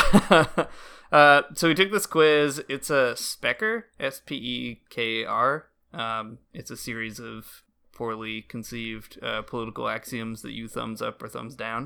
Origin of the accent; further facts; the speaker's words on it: United States; moved away as an adult; now in Canada; being an American living abroad